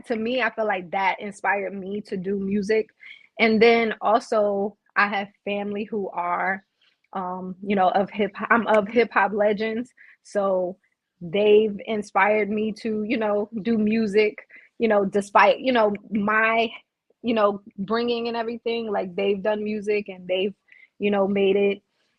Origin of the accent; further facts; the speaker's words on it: Brooklyn, New York, United States; now in South Carolina, United States; So I'm originally from Brooklyn, New York, moved down to South Carolina, moved back to New York, and then now I'm back in South Carolina.